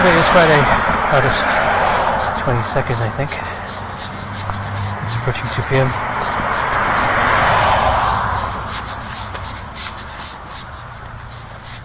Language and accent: English; Ireland; now in Charleston, United States; I am in Charleston, West Virginia. I am from Ireland